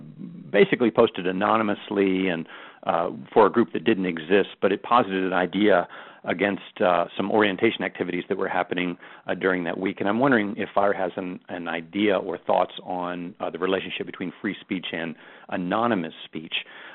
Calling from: Florida, United States; I'm calling from Florida.

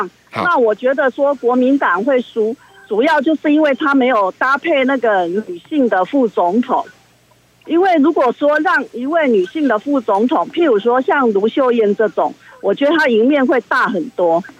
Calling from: Taichung, Taiwan; 我是台中的

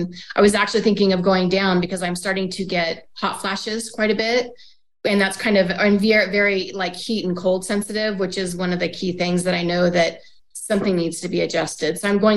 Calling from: Reno, Nevada, United States; I'm calling in from Reno, Nevada.

